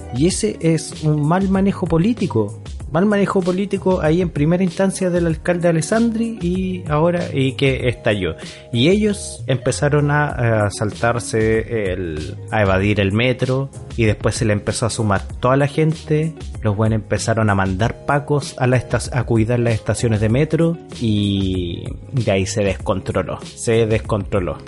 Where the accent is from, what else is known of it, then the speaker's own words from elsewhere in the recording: Chile; como buenos chilenos obedientes